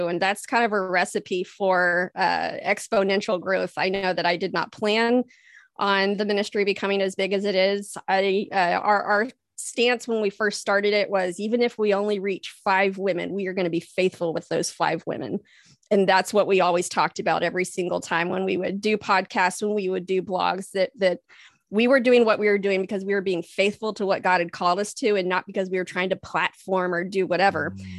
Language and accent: English; Texas, United States; also born or lived in California; now in Iowa, United States; So yeah, I am a Texas girl. I call myself the Texifornian because I'm half Texan, half Californian. Spent a lot of time out in California. Never thought I would end up in Iowa.